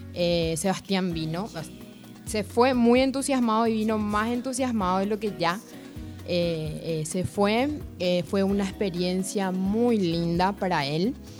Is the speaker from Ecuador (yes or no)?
no; Ciudad del Este, Alto Paraná, Paraguay; nosotros, eh, somos de Ciudad del Este